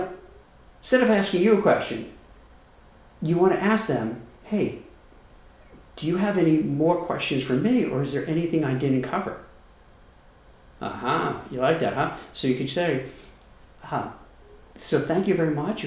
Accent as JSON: {"language": "English", "region": "New York", "country": "United States", "said": "I'm from New York and I talk really fast"}